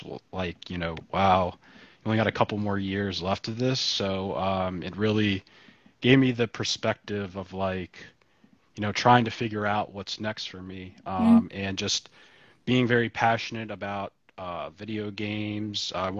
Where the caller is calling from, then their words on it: Baltimore, Maryland, United States; I'm calling in from Baltimore.